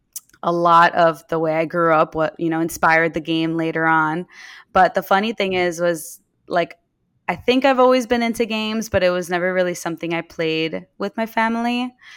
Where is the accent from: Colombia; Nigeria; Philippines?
Colombia; also born or lived in Dominican Republic; Every time people hear that I'm Colombian, Dominican, they make so many assumptions about me, and I'm like the furthest thing from like the stereotypical Colombian or Domini